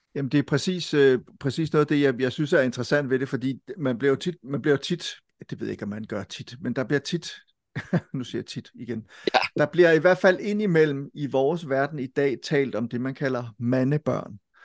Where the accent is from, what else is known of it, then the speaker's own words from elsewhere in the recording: Silkeborg, Central Denmark Region, Denmark; Folkebibliotek i Silkeborg, ja. hvor jeg kommer fra